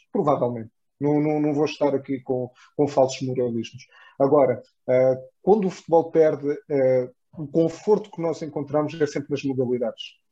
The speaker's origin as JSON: {"language": "Portuguese", "town": "Odivelas", "region": "Lisbon", "country": "Portugal", "said": "nós que somos de Odivelas"}